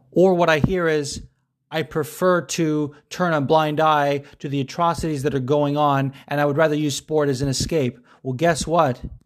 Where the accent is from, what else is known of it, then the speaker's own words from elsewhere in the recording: United States; I am an American, and I live in America